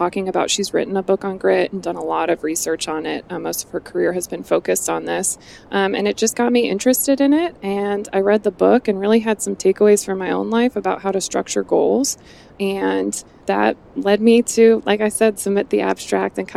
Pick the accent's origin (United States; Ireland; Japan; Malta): United States; Cleveland, Ohio; also born or lived in Pittsburgh; now in Columbus, United States; I live in Columbus, Ohio. I'm originally from Cleveland